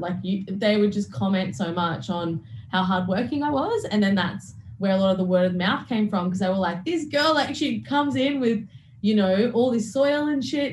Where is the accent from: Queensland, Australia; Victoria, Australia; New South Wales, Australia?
Queensland, Australia; Toowoomba; I grew up in Toowoomba, in which was in Queensland